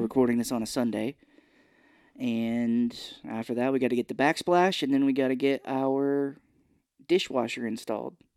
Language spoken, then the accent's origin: English; Missouri, United States; I grew up here in Missouri